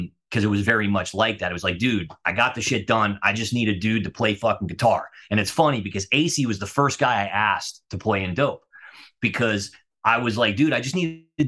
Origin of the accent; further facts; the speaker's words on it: Fort Lauderdale, Florida, United States; moved away; also born or lived in New York City; I grew up in Fort Lauderdale.